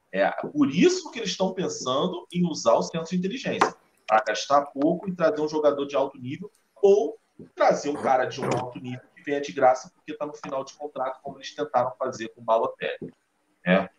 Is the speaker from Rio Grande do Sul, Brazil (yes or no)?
no; Minas Gerais, Brazil; porque eu sou mineiro que eu só bebo cachaça.